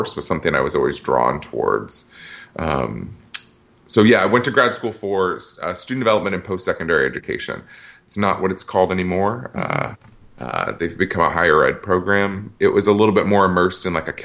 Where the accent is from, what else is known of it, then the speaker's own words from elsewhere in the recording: Iowa, United States; moved away as an adult; also born or lived in Massachusetts; now in Washington, D.C., United States; born and raised in Iowa.